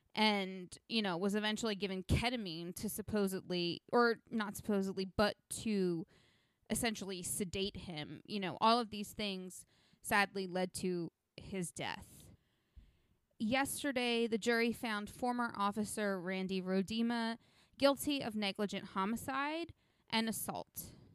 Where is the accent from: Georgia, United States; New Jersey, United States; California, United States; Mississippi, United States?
New Jersey, United States; my home state slash state where I live